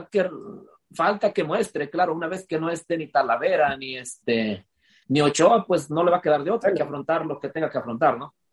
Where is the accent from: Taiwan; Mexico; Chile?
Mexico; Así, somos los mexicanos.